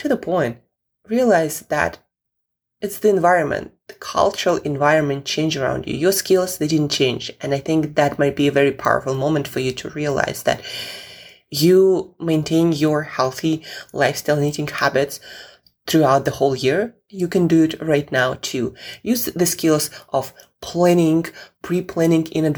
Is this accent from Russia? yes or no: yes; Russia; moved away; I'm originally from Russia